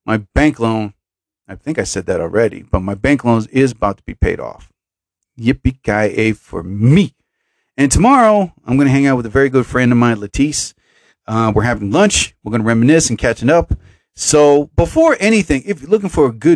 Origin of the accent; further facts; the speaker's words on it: New Jersey, United States; I love my home state